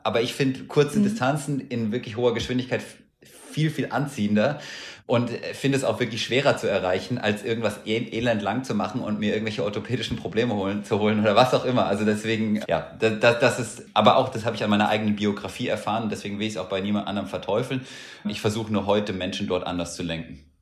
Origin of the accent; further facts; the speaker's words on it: Hesse, Germany; Ich bin ja in Hessen aufgewachsen